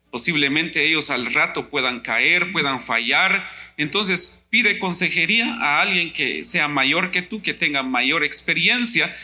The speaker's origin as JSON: {"language": "Spanish", "country": "Guatemala", "moved": "yes", "said": "yo soy de Guatemala"}